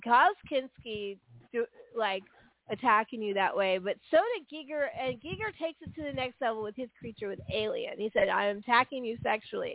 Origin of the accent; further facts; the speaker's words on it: San Francisco Bay Area, California, United States; I grew up in San Francisco Bay Area in in the 80s